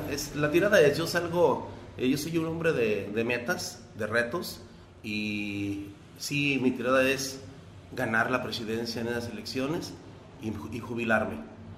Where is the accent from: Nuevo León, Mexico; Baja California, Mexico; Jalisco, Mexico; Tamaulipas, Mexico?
Jalisco, Mexico; Teocaltiche; mi pueblo y a, y a, todo mundo, a todo, a todo Teocaltiche